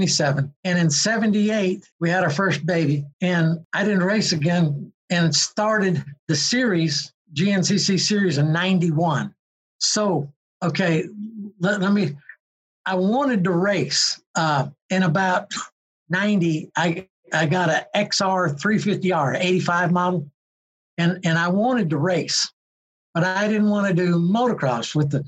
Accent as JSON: {"language": "English", "region": "Georgia", "country": "United States", "said": "I was just from Georgia"}